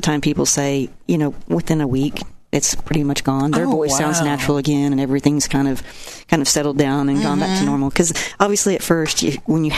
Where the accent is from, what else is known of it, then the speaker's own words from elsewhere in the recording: Ardmore, Oklahoma, United States; now in Oklahoma City, United States; I'm from Ardmore. I was born and raised.